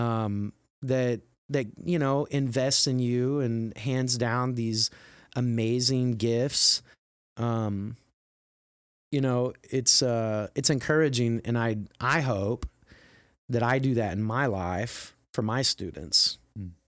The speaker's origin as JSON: {"language": "English", "region": "Midwest", "country": "United States", "tie": "born or raised there", "said": "growing up in the Midwest as a male"}